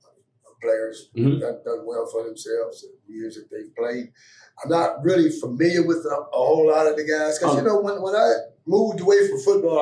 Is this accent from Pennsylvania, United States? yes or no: yes; Pittsburgh, Pennsylvania, United States; And I grew up in the Pittsburgh area.